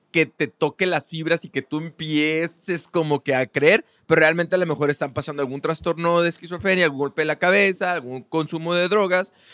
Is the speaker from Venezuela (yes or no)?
no; Mexico; nosotros en México, estando en, un país ultra religioso